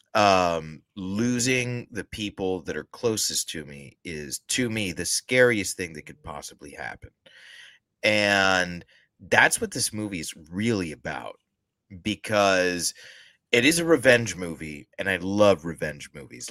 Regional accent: the South, United States; we're both from the South

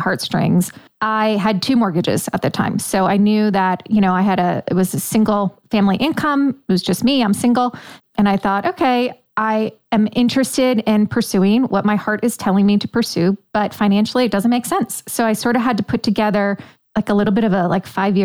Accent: Delaware, United States; moved away as an adult; also born or lived in New York / Manhattan, New York; now in St. Augustine, United States; I was born in New York, raised in Delaware, and then spent most of my adult life in Manhattan or in the boroughs, Queens, Long Island.

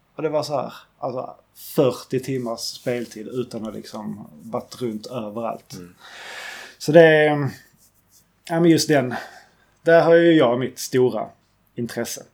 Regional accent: Skåne, Sweden; now in southern Norrland, Sweden; jag kan lika bra flytta hem till Skåne igen

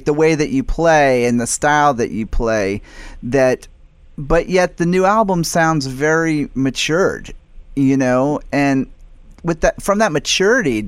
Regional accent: United States; I'm American

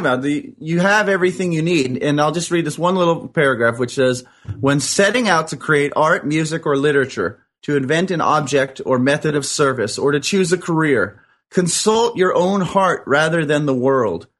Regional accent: New York, United States; now in Culver City, United States; I was originally from New York.

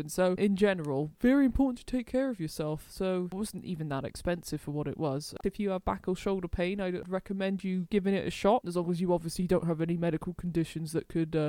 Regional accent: United Kingdom; I'm British.

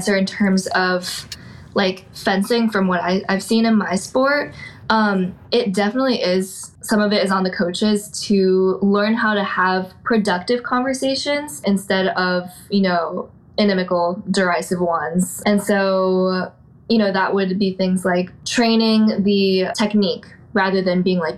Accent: Portland, Oregon, United States; moved away as an adult; now in Chicago, United States; I'm from Portland, Oregon

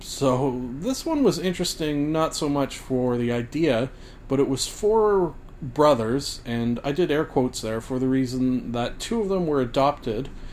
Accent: Canada; also born or lived in Scotland (ancestry); as a Canadian like myself

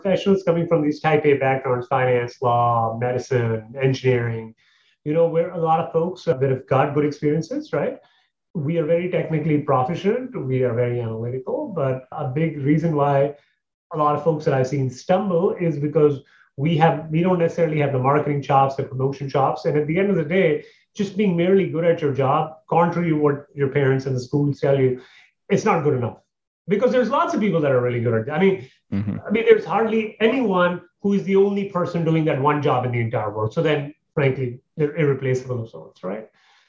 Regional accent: Canada; moved away; I moved from Canada, six, 7 years ago. The reason was because I'd met a girl, we got married, blah, blah, blah, blah, blah. And from there on, I basically, you know, I moved down here.

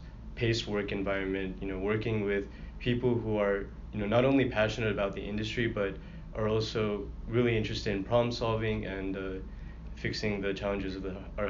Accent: Houston, Texas, United States; moved away as an adult; also born or lived in Ithaca, New York; I'm a first-year Sloan student here at Cornell. I'm actually from Houston, Texas, and was raised there and went to undergraduate at Texas A&M, actually.

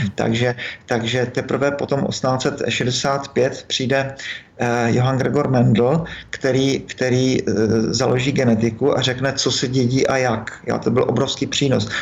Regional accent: Moravia, Czechia; u nás na Moravě

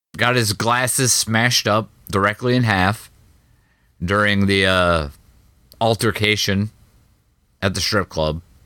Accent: Midwest, United States; I'm from the Midwest.

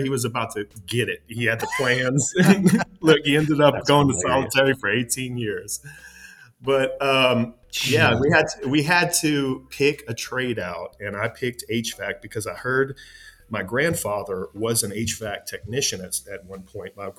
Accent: Louisiana, United States; I'm from Louisiana. I was born in 85, so I grew up in the 90s and around that era

